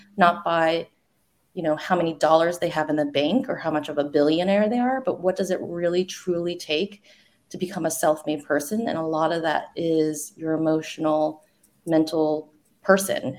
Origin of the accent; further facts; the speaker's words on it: the South, United States; moved away; I grew up in the South